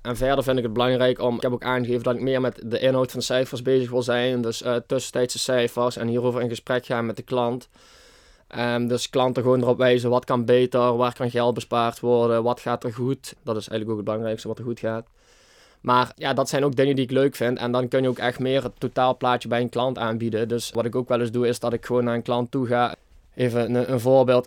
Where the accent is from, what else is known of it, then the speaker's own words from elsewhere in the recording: Baarlo, Limburg, Netherlands; ik kom uit Barlo.